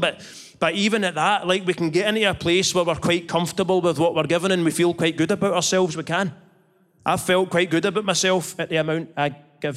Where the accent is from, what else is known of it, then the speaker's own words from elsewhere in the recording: Scotland, United Kingdom; I'm Scottish.